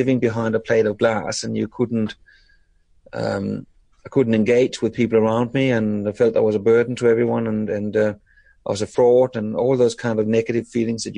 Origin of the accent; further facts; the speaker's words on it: Denmark; moved away as an adult; now in Australia; I was born in Denmark